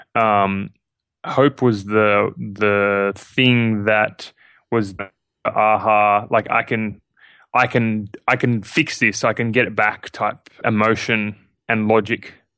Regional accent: Sydney, New South Wales, Australia; I'm Australian. Uh, I'm born, uh, born and raised in Sydney, Australia.

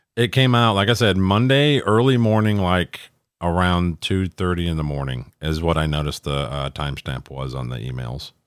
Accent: Minnesota, United States; my home state of Minnesota

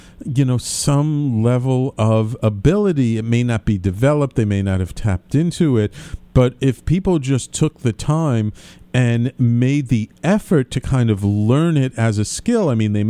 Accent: New York City, New York, United States; I grew up in a very Irish-Italian Jewish neighborhood in the Bronx when I was a kid

